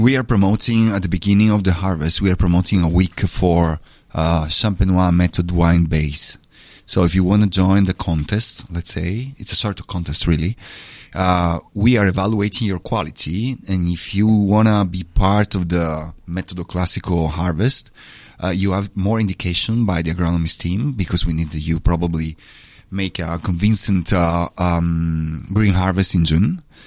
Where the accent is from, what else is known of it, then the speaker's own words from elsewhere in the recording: Trieste, Friuli-Venezia Giulia, Italy; I'm from Trieste